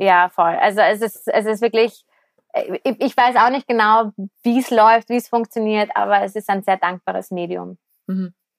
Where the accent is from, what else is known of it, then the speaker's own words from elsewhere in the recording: Vienna, Austria; ich komme aus Wien, bin 30 Jahre alt